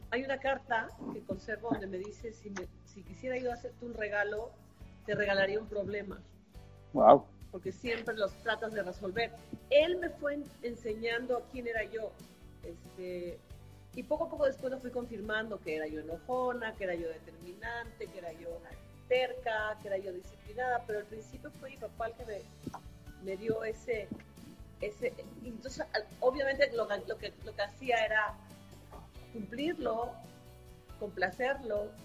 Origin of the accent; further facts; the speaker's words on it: Comitán, Chiapas, Mexico; born there; Es un contraste muy importante en mi vida porque nací en Comitán, Chiapas, a donde estoy ahora.